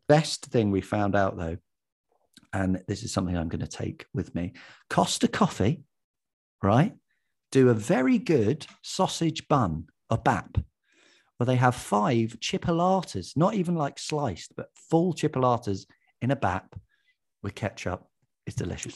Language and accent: English; Watford, East of England, United Kingdom; moved away as an adult; now in Hackney, London, United Kingdom; I'm from Watford, and I li-, and I live currently in Hackney